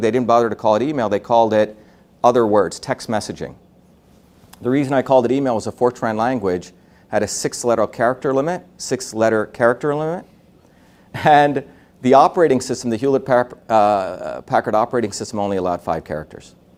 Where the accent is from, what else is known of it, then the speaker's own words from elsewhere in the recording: Mumbai, Maharashtra, India; moved away; I was born in India in a city called Bombay. Uh, Bombay, if, if America is a melting pot, Bombay is an industrial furnace. Meaning I grew up with people with all different castes